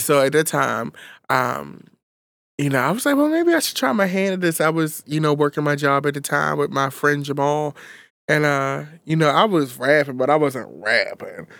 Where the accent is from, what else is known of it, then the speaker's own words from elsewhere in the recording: Baltimore, Maryland, United States; I grew up in North West Baltimore.